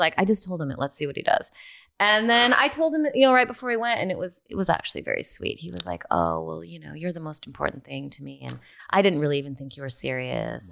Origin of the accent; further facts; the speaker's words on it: Rockford, Illinois, United States; moved away; I grew up in Rockford, Illinois